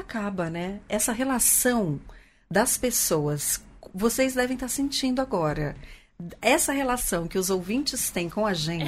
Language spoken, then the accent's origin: Portuguese; Pirassununga, São Paulo, Brazil; accent: caipira; moved away; Eu sou de Pirassununga, terra da pinga.